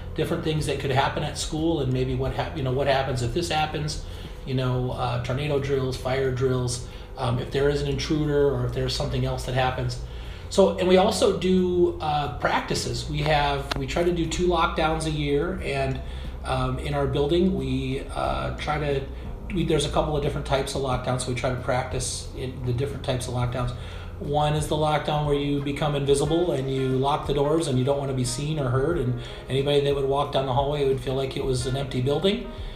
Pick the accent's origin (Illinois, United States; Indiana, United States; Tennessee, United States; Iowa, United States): Iowa, United States; Dubuque; also born or lived in Arizona; I'm originally from Dubuque, Iowa. Um, I grew up in Dubuque